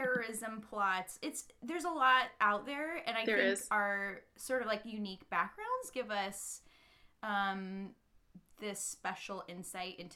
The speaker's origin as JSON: {"language": "English", "town": "Lodi", "region": "California", "country": "United States", "tie": "born or raised there", "lives_now": "Los Angeles, United States", "said": "I grew up in Lodi, California, which is the middle of California"}